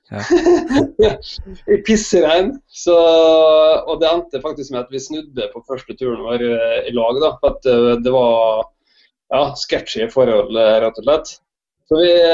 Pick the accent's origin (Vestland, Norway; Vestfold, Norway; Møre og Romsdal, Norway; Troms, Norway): Møre og Romsdal, Norway; Molde; moved away as an adult; also born or lived in Oslo; jeg er født i Molde eh, og oppvokst i Molde på et gårdsbruk